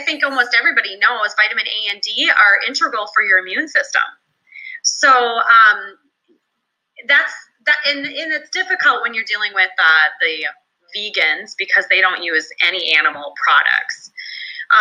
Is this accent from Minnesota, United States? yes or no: yes; Minnesota, United States; in my home state of Minnesota